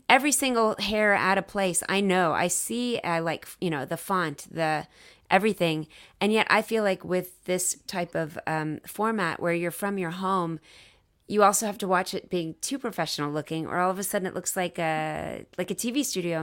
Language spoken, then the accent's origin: English; Dallas, Texas, United States; I'm from Dallas